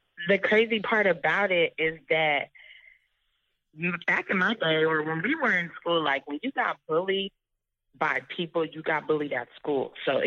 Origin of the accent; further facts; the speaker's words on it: Bay Area, California, United States; I'm from the Bay Area.